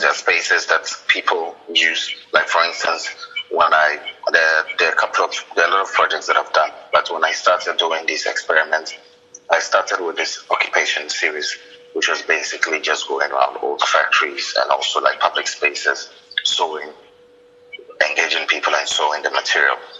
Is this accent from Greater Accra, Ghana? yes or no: no; Tamale, Northern Region, Ghana; also born or lived in Accra; I was born in the northern part, uh, in a city called Tamale